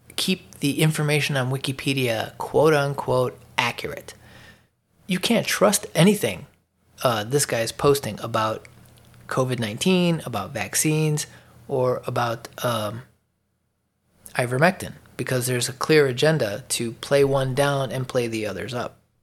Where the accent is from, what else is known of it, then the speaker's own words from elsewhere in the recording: Chicago, Illinois, United States; moved away as an adult; also born or lived in Atlanta suburbs, Georgia; now in Atlanta area, United States; I lived in Chicago my whole life. Fifty-three years. I moved to the northeastern suburbs of Atlanta, uh, late last year